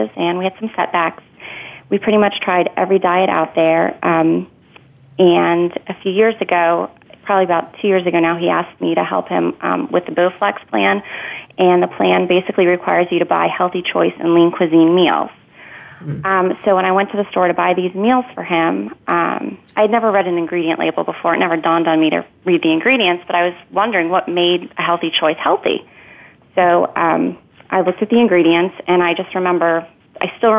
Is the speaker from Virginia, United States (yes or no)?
yes; Northern Virginia, United States; I was born and raised in Northern Virginia. I now live in Ashburn, Virginia